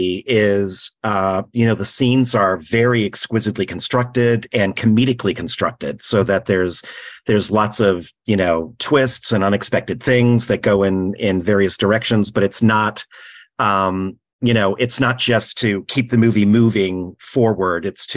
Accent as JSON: {"language": "English", "region": "Florida", "country": "United States", "said": "I'm from Florida"}